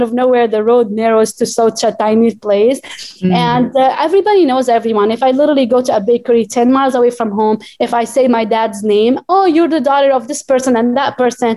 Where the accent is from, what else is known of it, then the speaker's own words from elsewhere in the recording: Baalbek, Baalbek-Hermel, Lebanon; English is a second language; moved away as an adult; also born or lived in Charleston, South Carolina, United States; now in New York, United States; I am from Bekaa Valley, which is located 2 hours away from Beirut